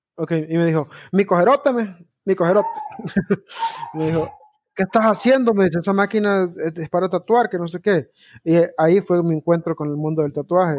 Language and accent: Spanish; Honduras; como todo hondureño, tengo un primo deportado